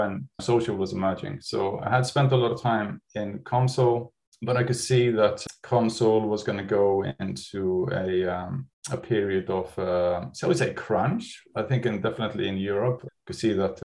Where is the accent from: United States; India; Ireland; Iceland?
Iceland; moved away as an adult; now in United Kingdom; so I'm from Iceland and I came to the UK in 1990 to study architecture.